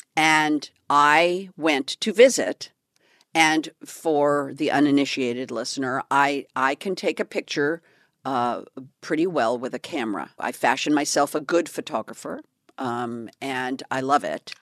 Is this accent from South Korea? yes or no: no; California, United States; I'm from California